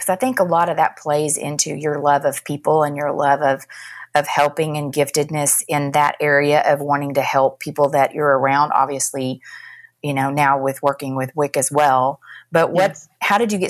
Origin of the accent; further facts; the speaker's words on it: Dallas, Texas, United States; now in McKinney, United States; I grew up in Dallas, so I grew up in South Dallas, and we moved here when she was 2 years old.